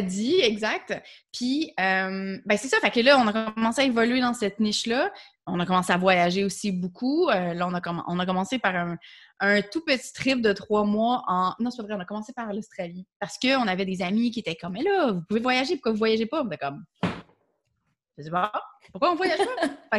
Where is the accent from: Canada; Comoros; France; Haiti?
Canada; Quebec; first language French; je suis québécoise, euh, puis c'est ma langue maternelle